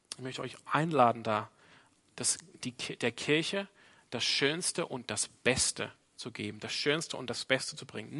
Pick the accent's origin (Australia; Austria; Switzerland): Australia; now in Freiburg, Germany; meine Prägung als Australier